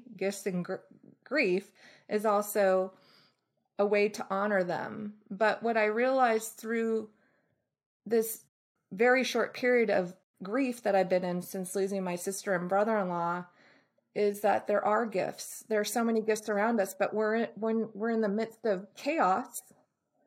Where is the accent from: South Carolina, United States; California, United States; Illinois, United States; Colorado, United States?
California, United States; Bay Area; also born or lived in Boston, Massachusetts; I was born in Boston, raised in the Bay Area